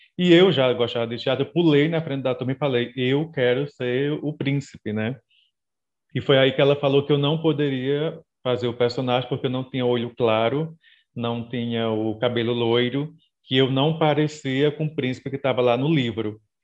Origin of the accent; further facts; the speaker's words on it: Ipueira, Rio Grande do Norte, Brazil; moved away; eu sou do interior do Rio Grande do Norte, né, o Sertão, uma cidade chamada Ipueira